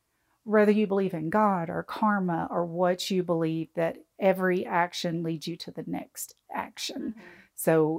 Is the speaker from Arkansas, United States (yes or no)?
yes; Arkansas, United States; also born or lived in Ohio; now in Cookeville, United States; I grew up in Arkansas, but I lived in Ohio for about 20 years.